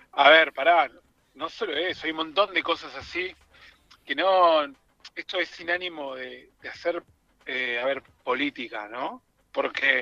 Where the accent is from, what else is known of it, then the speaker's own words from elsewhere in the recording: Tucumán, Argentina; Me vine de Tucumán a ver …